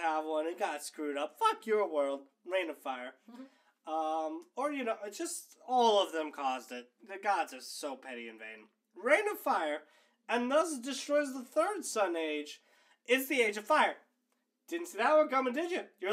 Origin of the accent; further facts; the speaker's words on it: Florida, United States; We're from Florida